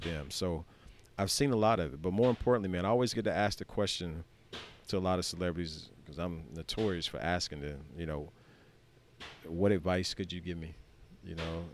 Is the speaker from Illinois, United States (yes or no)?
no; Skipperville, Alabama, United States; I'm the kid from Skipperville seven years ago